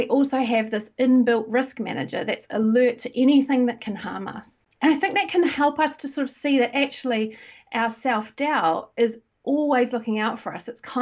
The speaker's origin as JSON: {"language": "English", "country": "New Zealand", "moved": "as an adult", "lives_now": "United Kingdom", "said": "I'm originally from New Zealand, but I've lived in the UK for about 16 years"}